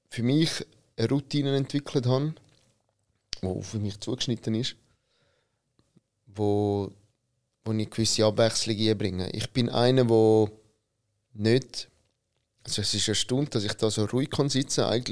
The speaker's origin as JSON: {"language": "German", "country": "Italy", "said": "Und ich bin einer, der als Italiener gerne Kaffee trinkt."}